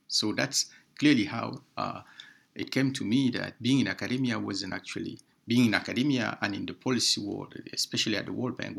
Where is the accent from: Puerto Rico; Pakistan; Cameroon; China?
Cameroon; moved away as an adult; also born or lived in Dschang, Cameroon / Yaoundé, Cameroon / Clermont-Ferrand, France; I'm from Cameroon. And I grew up, of course, in Chang, Cameroon, but also Yaoundé.